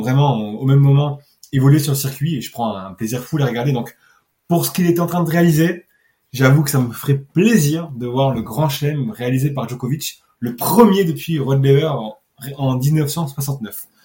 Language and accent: French; Nice, Provence-Alpes-Côte d'Azur, France; je suis niçois